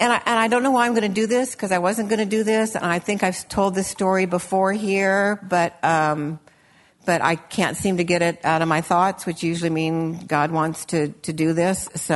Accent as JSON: {"language": "English", "region": "Illinois", "country": "United States", "tie": "born or raised there", "said": "when I was a little girl and I grew up in Illinois"}